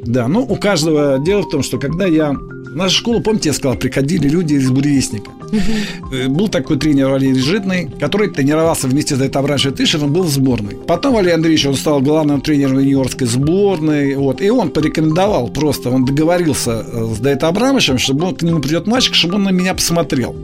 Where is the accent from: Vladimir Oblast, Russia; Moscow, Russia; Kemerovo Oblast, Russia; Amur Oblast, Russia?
Moscow, Russia; Я москвич, да. И где-то в 57 году наша семья из пятикомнатной переехала